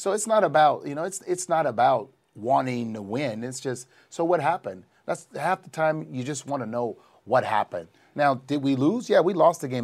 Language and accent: English; New Orleans, Louisiana, United States; It happened in my hometown